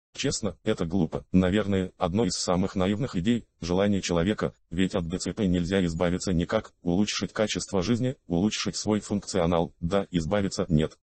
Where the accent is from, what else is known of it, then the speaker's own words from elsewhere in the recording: Saint Petersburg, Russia; я родился и вырос в Питере.